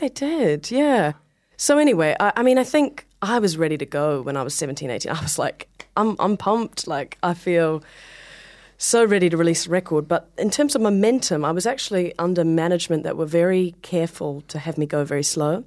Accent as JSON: {"language": "English", "town": "Hamilton", "region": "Waikato", "country": "New Zealand", "tie": "born or raised there", "moved": "as an adult", "lives_now": "New York, United States", "said": "I'm from New Zealand"}